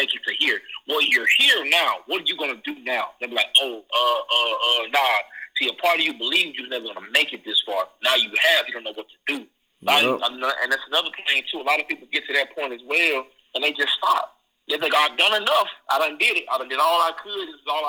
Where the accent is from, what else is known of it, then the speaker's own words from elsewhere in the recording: Mississippi, United States; also born or lived in Hattiesburg, Mississippi / Wiggins, Mississippi / Columbus, Mississippi; I was born in Hattiesburg. I was raised in Wiggy, Mississippi. Then I came to Columbus from fifth grade, so I graduated high school.